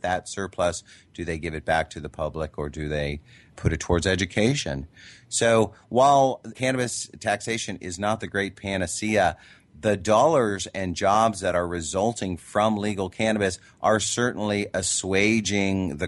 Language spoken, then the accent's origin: English; Midwest, United States; I grew up in the Midwest